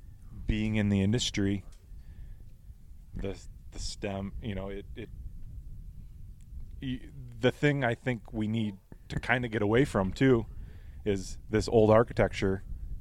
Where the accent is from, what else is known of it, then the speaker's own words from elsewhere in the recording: McHenry, Illinois, United States; Yep, McHenry, Illinois. Yep. So about an hour, 15 minutes northwest Chicago.